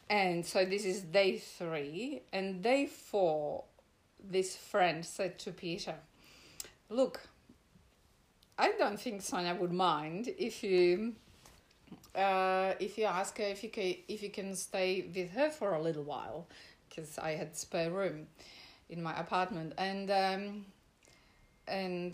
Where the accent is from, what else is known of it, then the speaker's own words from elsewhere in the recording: Czechia; English is a second language; moved away as an adult; now in Australia; I'm from Europe